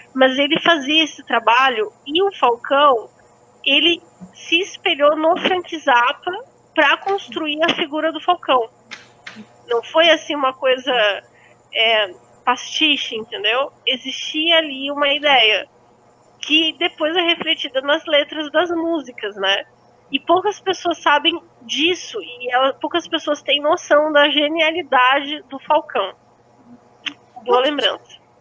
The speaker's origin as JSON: {"language": "Portuguese", "region": "South Brazil", "country": "Brazil", "said": "Eu sou muito sulista"}